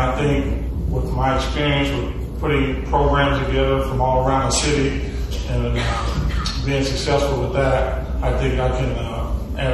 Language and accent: English; Muncie, Indiana, United States; I'm born and raised here in Muncie